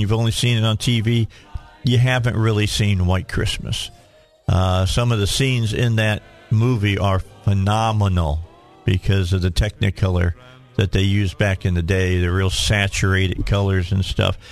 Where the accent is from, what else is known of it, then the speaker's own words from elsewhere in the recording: Gary, Indiana, United States; moved away; I was born in Gary, but I did hang out in Gary.